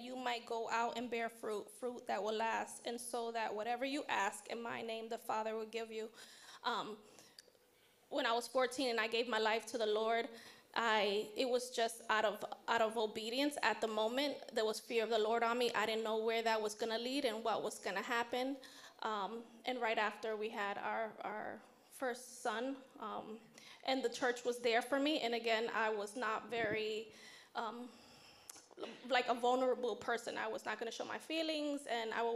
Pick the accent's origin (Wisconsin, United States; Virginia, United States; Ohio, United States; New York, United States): New York, United States; New York City; I was born and raised in Harlem, New York City